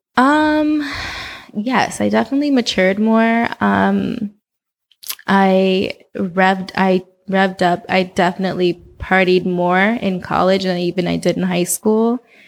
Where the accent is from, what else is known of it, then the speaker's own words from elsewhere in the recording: Oakland, California, United States; moved away as an adult; also born or lived in New Orleans, Louisiana / Los Angeles, California; I grew up in Oakland.